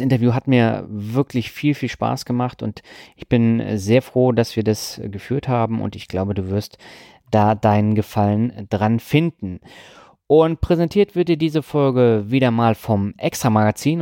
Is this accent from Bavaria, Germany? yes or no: no; Lübeck, Schleswig-Holstein, Germany; meiner Heimatstadt